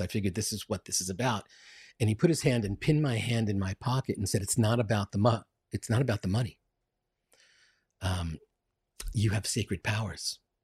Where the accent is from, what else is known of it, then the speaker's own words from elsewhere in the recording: New York City, New York, United States; I'm from Queens, uh, Queens, New York.